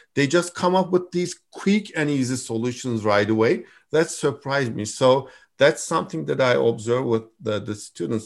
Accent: Turkey; moved away as an adult; also born or lived in Istanbul; now in Michigan, United States; I'm from Turkey originally

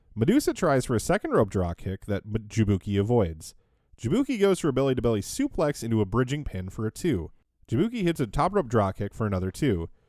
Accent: Minnesota, United States; I grew up Irish Catholic in Minnesota

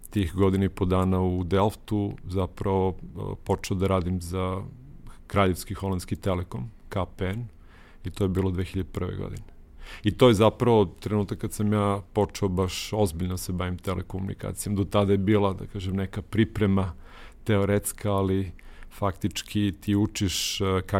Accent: Niš, Nišava District, Serbia; da sam u Nišu završio srednju školu, ja sam inače Nišlija, rođen i odrastao u Nišu

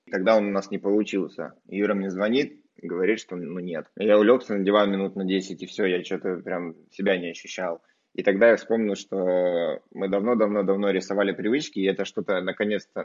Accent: Barnaul, Altai Krai, Russia; в Барнауле, откуда я родом.

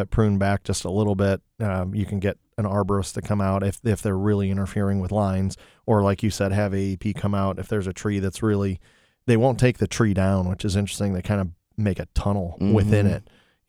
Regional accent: Toledo, Ohio, United States; Well, yeah, I am originally from Tootally Doo.

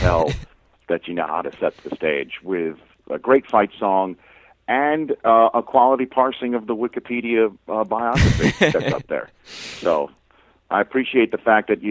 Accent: New York City, New York, United States; I grew up in Staten Island

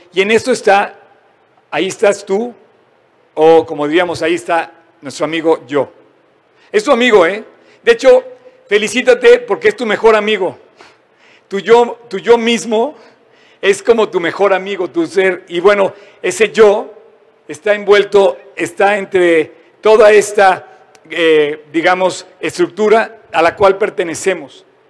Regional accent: Mexico; somos mexicanos

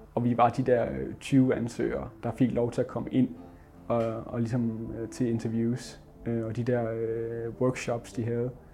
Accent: Vesthimmerland Municipality, North Denmark Region, Denmark; moved away as an adult; now in Aalborg, Denmark; jeg kommer fra Vesthimmelands Kommune og bor nu i Aalborg

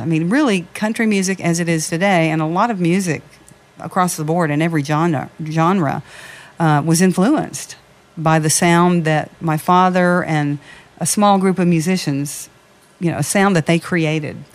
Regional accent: Nashville, Tennessee, United States; now in Las Vegas, United States; I'm from Nashville, grew up in Nashville

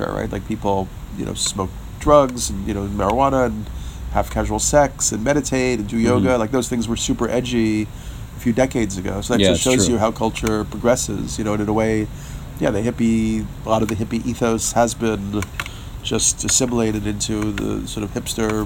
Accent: New York, United States; I'm a New Yorker, so I've spent 50 years of life in New York

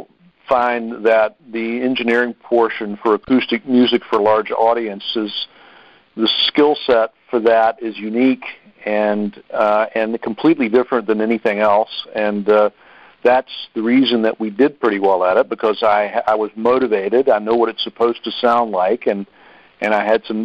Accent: Harrisonburg, Virginia, United States; we're in Harrisonburg because I'm from Harrisonburg

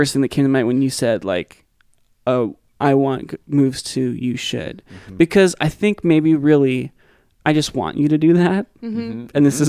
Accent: Seattle, Washington, United States; I grew up in Seattle.

